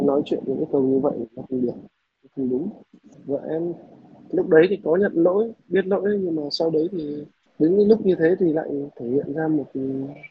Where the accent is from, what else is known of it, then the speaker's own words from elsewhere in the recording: Northern Vietnam, Vietnam; moved away as an adult; now in Southern Vietnam, Vietnam; Em là người Bắc mà vào Nam làm việc cũng à, gần 8 năm nay rồi